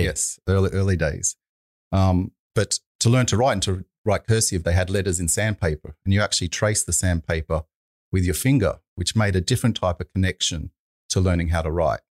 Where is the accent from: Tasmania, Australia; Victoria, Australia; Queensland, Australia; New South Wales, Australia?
New South Wales, Australia; Sydney; also born or lived in United Kingdom; I'm from Sydney